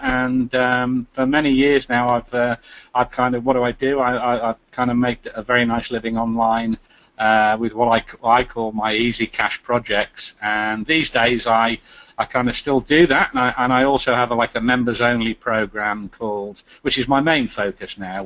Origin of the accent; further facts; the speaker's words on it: England, United Kingdom; moved away as an adult; also born or lived in Cyprus; now in Magnetic Island, Australia; I am English